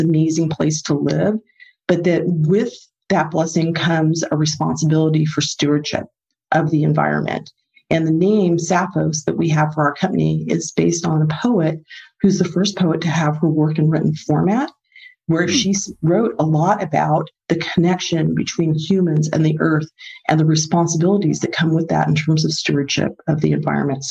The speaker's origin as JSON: {"language": "English", "country": "Mexico", "tie": "born or raised there", "moved": "yes", "lives_now": "United States", "said": "my family growing up in Mexico"}